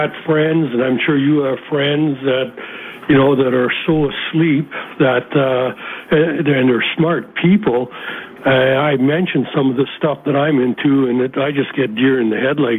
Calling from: Ontario, Canada

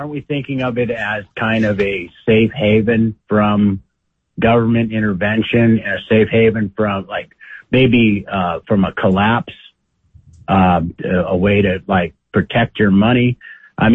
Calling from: Idaho, United States; from Idaho.

